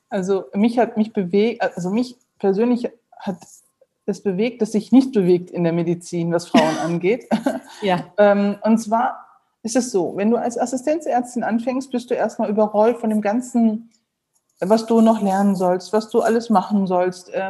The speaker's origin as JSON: {"language": "German", "town": "Neuss", "region": "North Rhine-Westphalia", "country": "Germany", "tie": "born or raised there", "said": "Ich bin, ähm, wie gesagt, in Neuss geboren und aufgewachsen, bin dort zur Schule gegangen, habe dann ähm, die äh, Uni in Düsseldorf besucht"}